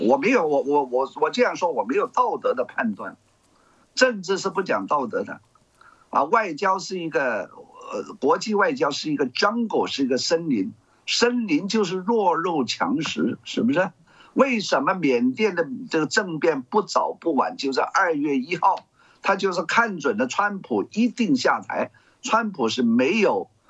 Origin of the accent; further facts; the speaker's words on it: Hong Kong; 以我们香港人的准则呢